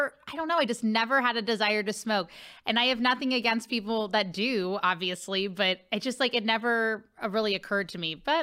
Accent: Cincinnati, Ohio, United States; now in St. Louis, United States; I'm from Cincinnati, Ohio.

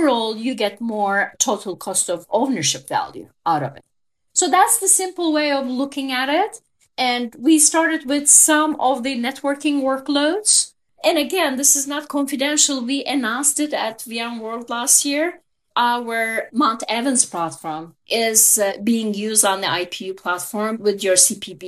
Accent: Turkey; English is a second language; moved away as an adult; So as you can tell from my accent, I am a Turkish native. I was born and raised in Turkey.

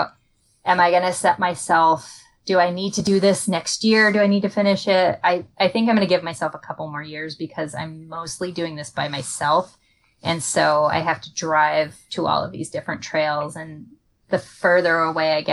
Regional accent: Connecticut, United States; I grew up in Connecticut, and I grew up with my parents' property was right up against the Patchogue State Forest, which is in eastern Connecticut

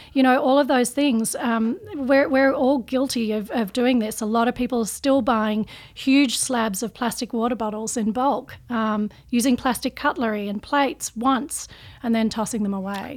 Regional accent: Australia; I'm, I'm Australian

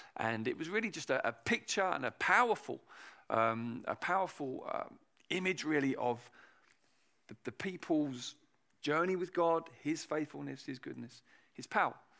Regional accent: England, United Kingdom; in England

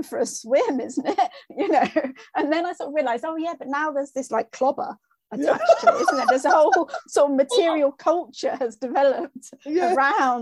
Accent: New Forest, South East England, United Kingdom; now in Durham, United Kingdom; where I grew up was in the New Forest, which was a rural area

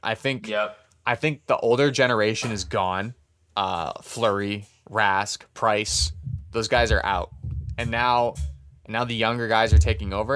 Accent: Canada; we're Canadian

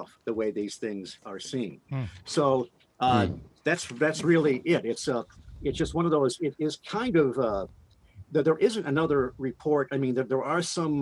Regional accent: Detroit, Michigan, United States; I grew up in Detroit

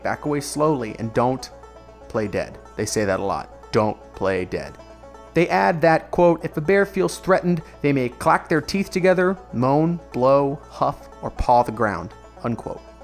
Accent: Orlando, Florida, United States; about an hour north of my hometown of Orlando

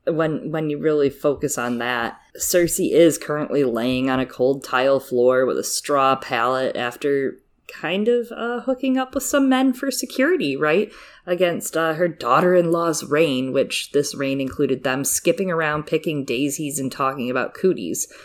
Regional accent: Michigan, United States; I'm from Michigan

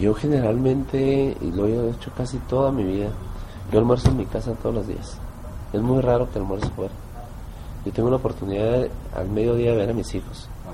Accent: Mexico; moved away as an adult; now in Bogotá, Colombia; como somos todos los mexicanos

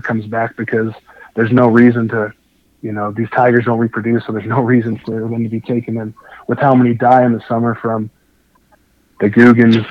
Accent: Los Angeles, California, United States; also born or lived in Wyoming / Salt Lake City, Utah; now in Utah, United States; I grew up fishing bass in Southern California

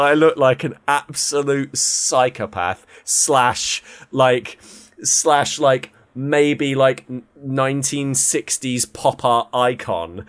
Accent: United Kingdom; we're all from Blighty.

